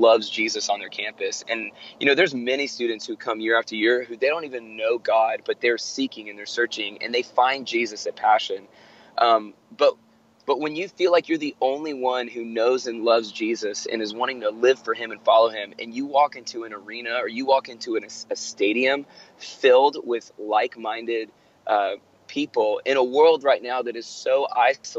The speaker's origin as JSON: {"language": "English", "town": "Atlanta", "region": "Georgia", "country": "United States", "tie": "born or raised there", "said": "my hometown here in Atlanta"}